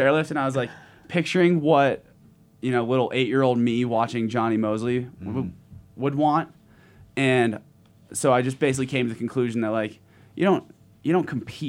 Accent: Park City, Utah, United States; in front of my hometown

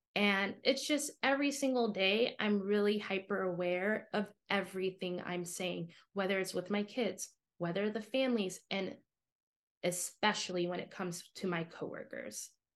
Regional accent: United States; moved away as an adult; also born or lived in Chicago / Shanghai; me as an American educator

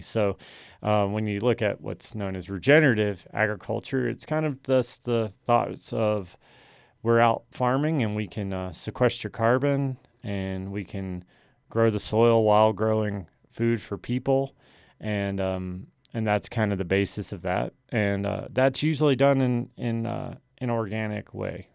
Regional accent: New River, Virginia, United States; moved away as an adult; we grew up on the New River

